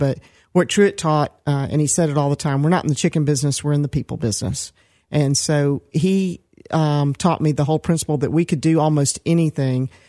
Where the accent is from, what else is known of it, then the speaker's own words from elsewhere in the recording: Decatur, Georgia, United States; also born or lived in Atlanta, Georgia / Stone Mountain, Georgia; I was born in Atlanta, and I grew up, first of all, in Decatur, Georgia, which was a medium-sized town. And later we were moving to the suburbs out a little further to Stone Mountain